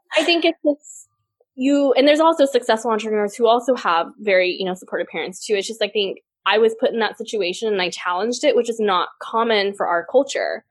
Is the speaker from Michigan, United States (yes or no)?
no; Port Lavaca, Texas, United States; also born or lived in Taiwan; now in Austin, United States; I grew up in this super small town called Port Lavaca, Texas, with a population of 10,000 people